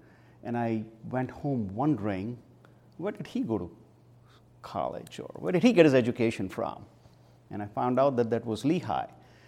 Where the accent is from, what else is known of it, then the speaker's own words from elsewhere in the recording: Mumbai, Maharashtra, India; now in Bethlehem, United States; When a lot of things were taken care of us, a lot of things that we would, ordinarily have to perform here were done for us as a part of growing up. So when I came to Bethlehem and then had to study